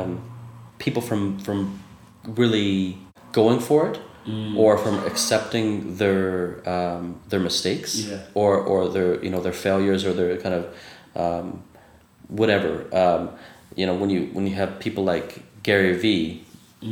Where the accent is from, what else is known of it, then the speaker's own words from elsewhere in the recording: Canada; I'm Canadian